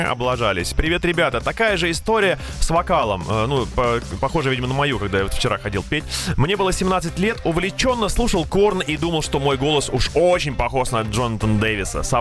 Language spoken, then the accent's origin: Russian; Yekaterinburg, Sverdlovsk Oblast, Russia; Когда давным-давно устраивался в такси в родном городе Екатеринбурге, думал, что неплохо знаю город.